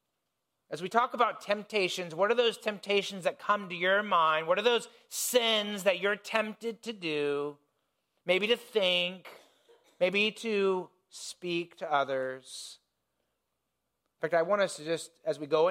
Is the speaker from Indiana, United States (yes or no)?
yes; Indiana, United States; I grew up in Indiana, in the country